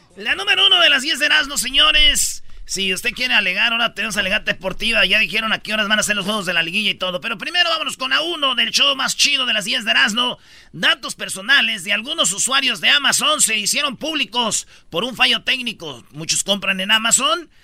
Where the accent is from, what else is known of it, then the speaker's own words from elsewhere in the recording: Michoacán, Mexico; Yo soy de Michoacán